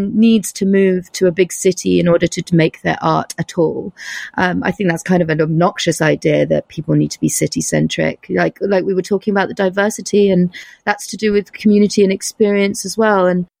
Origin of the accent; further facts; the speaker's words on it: United States; born there; now in New York, United States; And I was born in the States. So I have dual nationality.